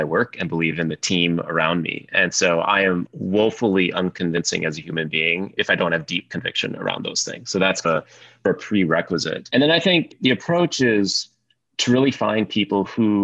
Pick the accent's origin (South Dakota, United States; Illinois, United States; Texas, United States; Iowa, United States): South Dakota, United States; Sioux Falls; I grew up in Sioux Falls, South Dakota